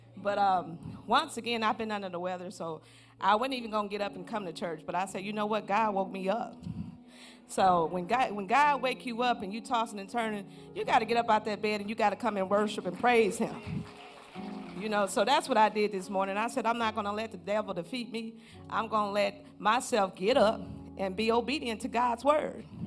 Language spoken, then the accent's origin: English; Flint, Michigan, United States; moved away as an adult; also born or lived in Jackson State University, Mississippi; I'm originally from Flint, Michigan, graduate of Jackson State